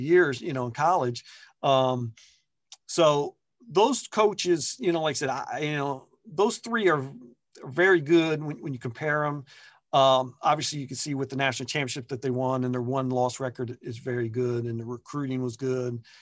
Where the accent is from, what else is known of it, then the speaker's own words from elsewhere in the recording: Columbus, Ohio, United States; growing up in Columbus